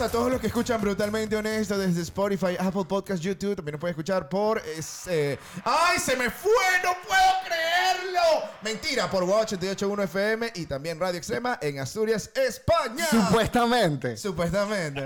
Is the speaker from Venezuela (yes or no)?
yes; Venezuela; moved away as an adult; now in Spain; los venezolanos hablamos como mandando